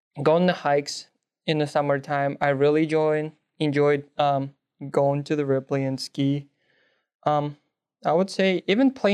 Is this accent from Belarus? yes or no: yes; Belarus; first language Russian; English is a second language; moved away; I speak, obviously, my hometown language, Belarusian.